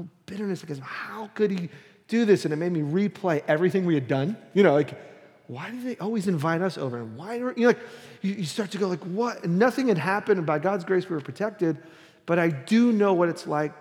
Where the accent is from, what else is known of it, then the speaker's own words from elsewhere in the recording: New York City, New York, United States; moved away; I was born and raised in Brooklyn